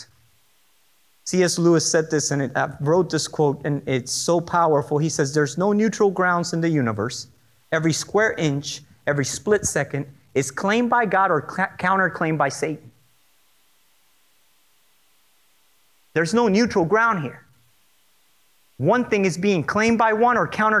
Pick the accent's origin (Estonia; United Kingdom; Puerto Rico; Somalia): Puerto Rico; I'm from Puerto Rico